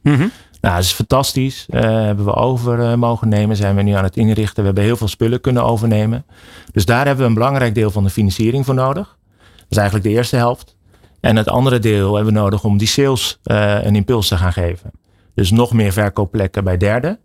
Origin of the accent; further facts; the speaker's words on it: Utrecht, Netherlands; we komen uit Utrecht